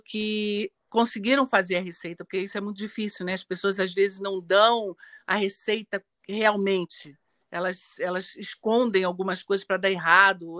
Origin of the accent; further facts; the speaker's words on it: Minas Gerais, Brazil; Eu nasci em Minas